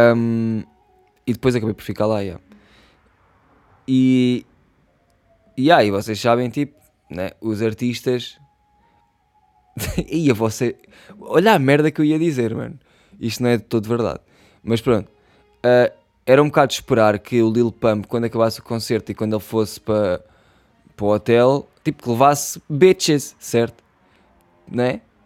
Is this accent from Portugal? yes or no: yes; Portugal; eu sou, eu sou Tuga Pride, mano. Eu sou Tuga Pride